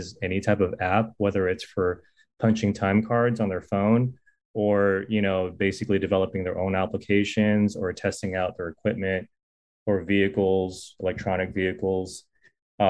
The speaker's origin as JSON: {"language": "English", "area": "Silicon Valley", "region": "California", "country": "United States", "said": "I'm from the Silicon Valley before it was Silicon Valley"}